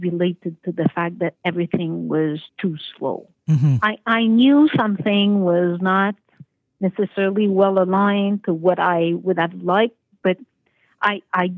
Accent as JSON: {"language": "English", "area": "South Shore of Montreal", "region": "Quebec", "country": "Canada", "tie": "born or raised there", "also_born_or_lived": "Toronto", "moved": "as an adult", "lives_now": "Paris, France", "said": "I grew up in a very conventional family with a older brother in a small town / village south shore of Montreal"}